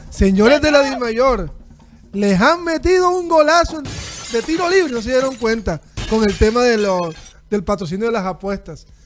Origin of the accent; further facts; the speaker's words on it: Barranquilla, Atlántico, Colombia; Soy barranquillero, amo Barranquilla.